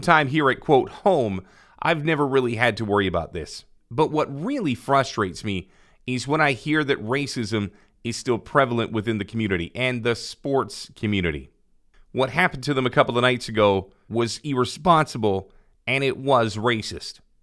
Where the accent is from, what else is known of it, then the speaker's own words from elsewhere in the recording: Canada; I am Canadian born